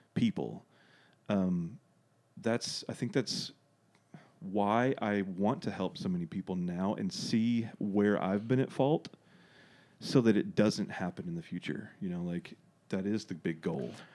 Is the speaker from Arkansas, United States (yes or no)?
yes; Dardanelle, Arkansas, United States; also born or lived in Russellville, Arkansas; I grew up in Dardanelle, went to school there, graduated, went to Arkansas Tech for a little bit